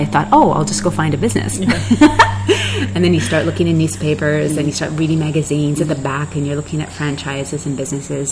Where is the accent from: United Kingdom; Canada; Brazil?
Canada; I grew up in Canada.